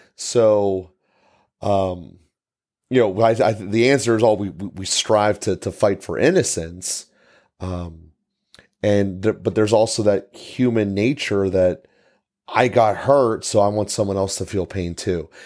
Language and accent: English; United States; we as American people